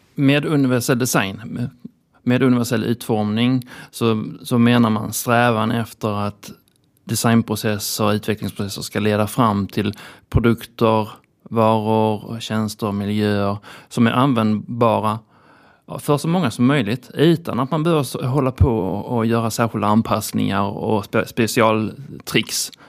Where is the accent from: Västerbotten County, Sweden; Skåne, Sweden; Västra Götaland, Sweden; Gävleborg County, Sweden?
Skåne, Sweden; Lund; Eftersom jag kommer från Lund så då är man ju lite sådär kusinen från landet